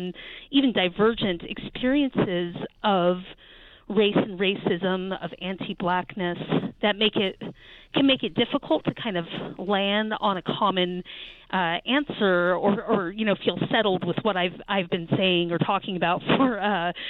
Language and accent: English; Charlottesville, Virginia, United States; my hometown in Charlottesville, Virginia